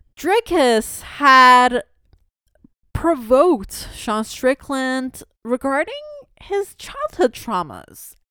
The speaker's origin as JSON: {"language": "English", "country": "Canada", "also_born_or_lived": "Toronto"}